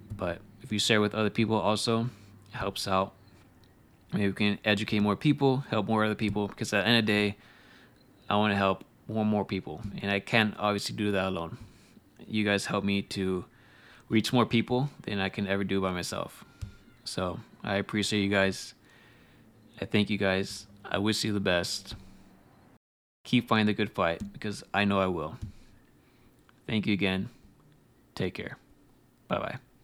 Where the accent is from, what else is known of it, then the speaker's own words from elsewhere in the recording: United States; As American